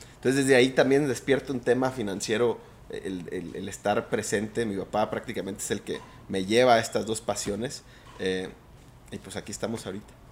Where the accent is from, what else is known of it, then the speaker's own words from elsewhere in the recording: Mazatlán, Sinaloa, Mexico; yo soy de Mazatlán